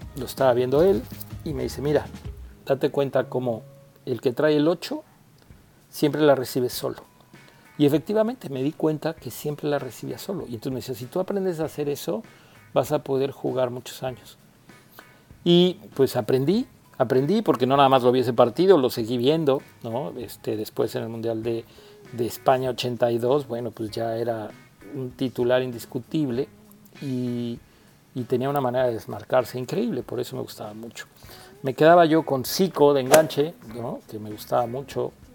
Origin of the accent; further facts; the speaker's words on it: Mexico; now in United States; el ser mexicano